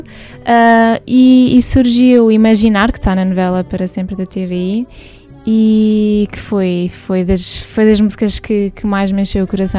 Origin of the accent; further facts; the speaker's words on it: Portugal; also born or lived in United States; Nasci nos Estados Unidos, vim para Portugal com 7 anos